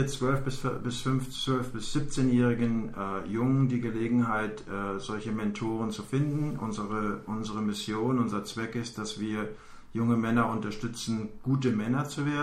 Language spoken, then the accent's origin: German; Germany; now in United States; ich lebe seit 15 Jahren in den USA. Ich bin eigentlich Deutscher